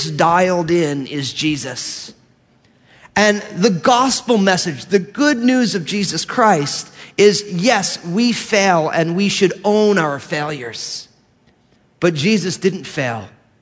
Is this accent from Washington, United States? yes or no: no; New Jersey, United States; I grew up in New Jersey